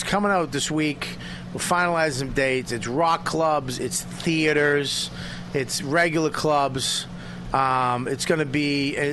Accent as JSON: {"language": "English", "town": "Medford", "region": "Massachusetts", "country": "United States", "tie": "born or raised there", "said": "I grew up in Medford, right next to Davis Square"}